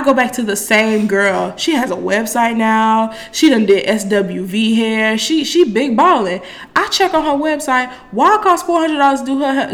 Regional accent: Miami, Florida, United States; I'm from Miami, Florida

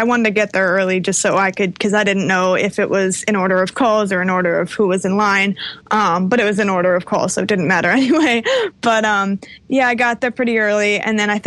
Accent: New York City, New York, United States; I'm from New York

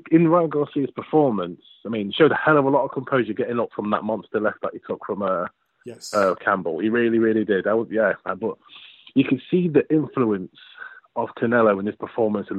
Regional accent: United Kingdom; as a Brit

